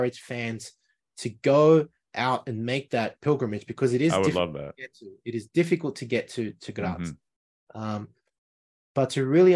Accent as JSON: {"language": "English", "region": "Lima", "country": "Peru", "tie": "born or raised there", "moved": "yes", "said": "I come from Peru, from Lima, but not the center of Lima where the rich people were. I come from 2 hours north on the base of the Andes Mountains"}